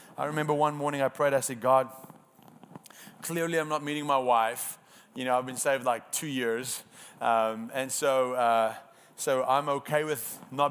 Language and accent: English; South Africa; first language Afrikaans; English is a second language; moved away; I'm Afrikaans, so my first language is not